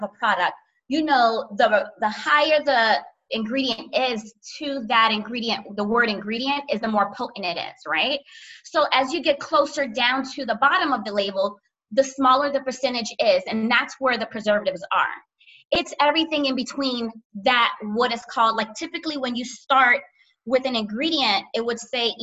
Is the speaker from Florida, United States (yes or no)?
yes; Miami, Florida, United States; also born or lived in Orlando, Florida / Haiti (parents); I'm from South Florida, Miami, and I went to school in Orlando